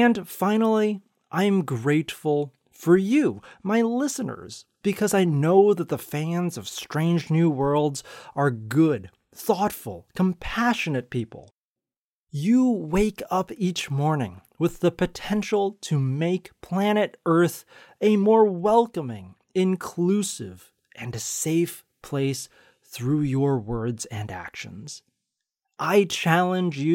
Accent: United States; I identify as Chinese American

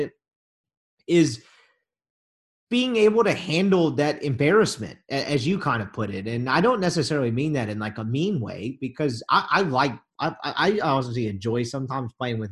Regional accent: Jackson, Mississippi, United States; I grew up in Jackson

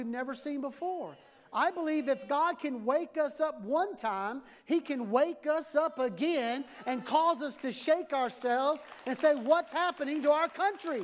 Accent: United States; as a pastor, as an American pastor

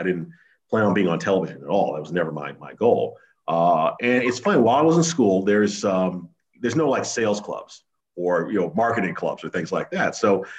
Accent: Connecticut, United States; also born or lived in Chicago / Los Angeles / Kansas City / Washington, D.C.; No, I was born in Chicago, my father worked for the Internal Revenue Service, so we moved around a lot when I was a kid. Before I was nine, I lived in Chicago, Los Angeles, Kansas City, Washington, D.C., before my parents finally settled down in Connecticut

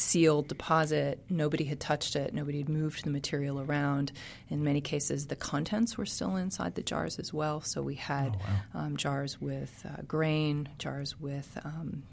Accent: Biloxi, Mississippi, United States; moved away; also born or lived in Carrollton, Mississippi; I grew up in Biloxi on the coast

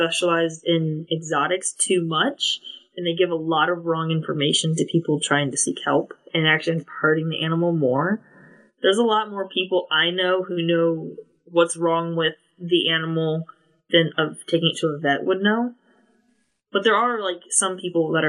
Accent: California, United States; also born or lived in Los Angeles / Maryland; I grew up in California

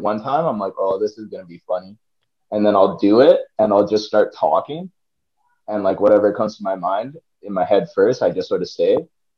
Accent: Canada; I'm from Canada

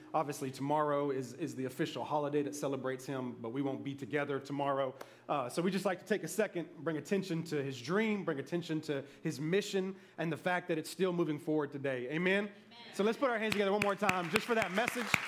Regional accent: Memphis, Tennessee, United States; moved away; I was from Memphis

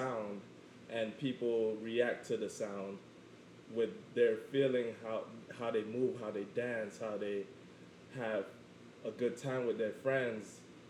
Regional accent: Jamaica; let me get into my background. I am Jamaican and I'm quarter Chinese.

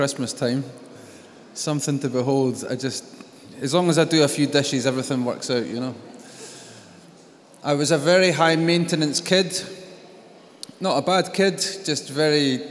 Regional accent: Scotland, United Kingdom; I am Scottish

